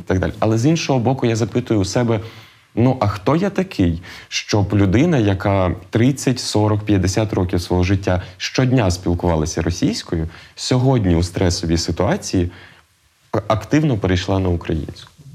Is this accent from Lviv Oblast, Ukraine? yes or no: yes; Lviv, Lviv Oblast, Ukraine; як львів'янин справжній